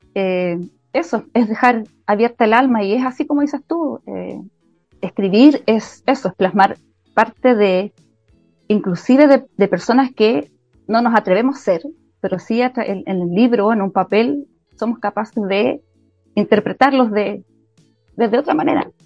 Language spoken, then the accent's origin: Spanish; Chile; soy chilena